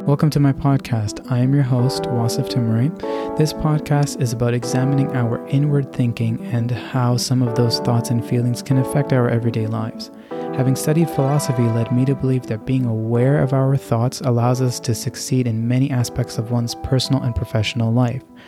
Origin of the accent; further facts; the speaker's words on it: Canada; I'm of Pakistani background and born and raised in Canada